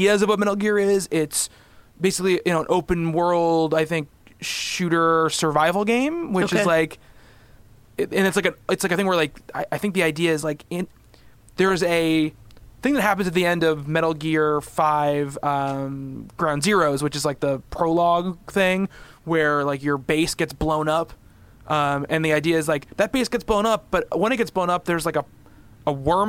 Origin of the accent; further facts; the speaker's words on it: New York, United States; I'm from New York